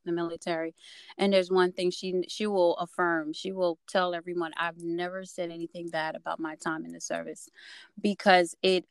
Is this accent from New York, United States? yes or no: yes; New York, United States; born or raised there; moved away as an adult; also born or lived in Haiti / Virginia; now in Georgia, United States